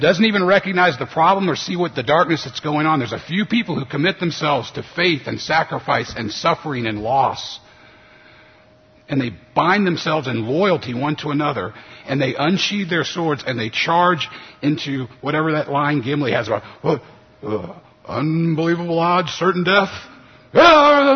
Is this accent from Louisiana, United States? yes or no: yes; New Orleans, Louisiana, United States; moved away as an adult; also born or lived in Memphis, Tennessee; I grew up in New Orleans and grew up Catholic